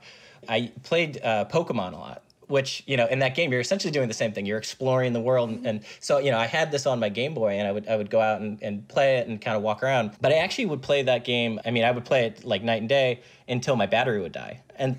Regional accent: Chester County, Pennsylvania, United States; I grew up in Chester County, Pennsylvania

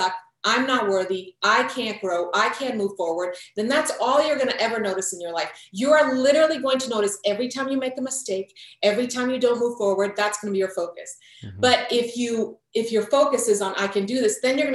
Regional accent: Croatia; moved away; I'm from Croatia. My whole family was in Croatia

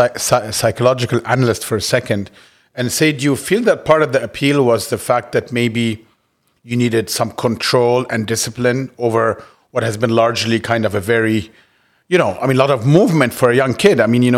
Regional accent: Cairo, Cairo Governorate, Egypt; moved away as an adult; also born or lived in United States; I grew up in Cairo all my life and left to school in the States at 19. And I still have that hybridity between sort of East and West.

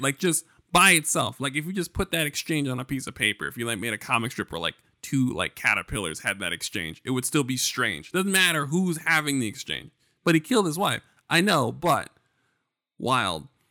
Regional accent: United States; As an American citizen

